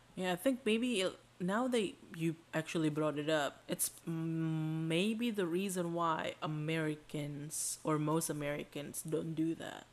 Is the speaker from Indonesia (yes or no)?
yes; Indonesia; now in United States; We're Indonesians